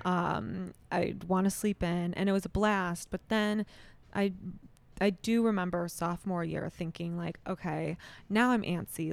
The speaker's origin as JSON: {"language": "English", "town": "Rochester Hills", "region": "Michigan", "country": "United States", "tie": "born or raised there", "said": "born and raised in, in Rochester Hills"}